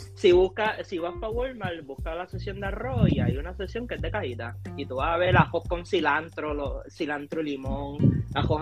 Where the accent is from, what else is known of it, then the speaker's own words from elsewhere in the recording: Ponce, Puerto Rico; now in United States; Somos del Calentón